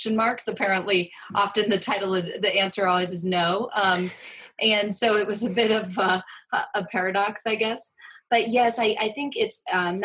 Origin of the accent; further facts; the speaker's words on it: Ohio, United States; moved away as an adult; also born or lived in Vancouver; now in New York City, United States; I'm born and raised in Ohio, and but then have been living on the coast sort of since I was 18, 19, so I'm one of those recruits from the Midwest